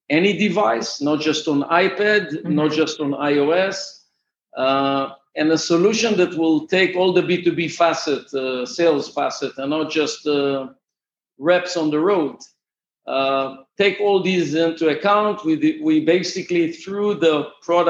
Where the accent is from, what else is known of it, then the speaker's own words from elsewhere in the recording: Israel; Actually, I'm from Israel.